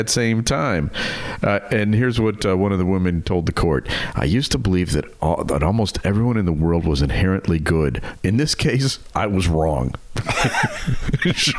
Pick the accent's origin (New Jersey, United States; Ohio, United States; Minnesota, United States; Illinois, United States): Illinois, United States; Mount Prospect; a store right here in my hometown